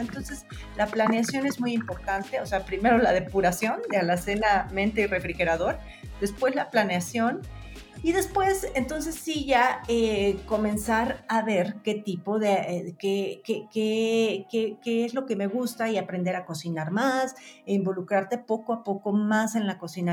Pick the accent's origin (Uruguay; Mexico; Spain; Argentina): Mexico; como mexicanos podemos metabolizar mejor